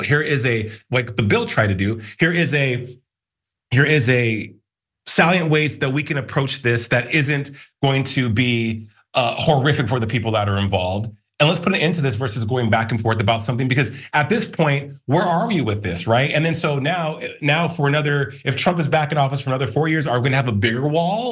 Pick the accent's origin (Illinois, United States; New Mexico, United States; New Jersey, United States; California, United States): New Mexico, United States; Albuquerque; I'm from Albuquerque, New Mexico